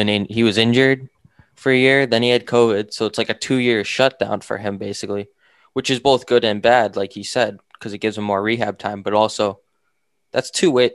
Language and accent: English; Northeast, United States; we're both from the Northeast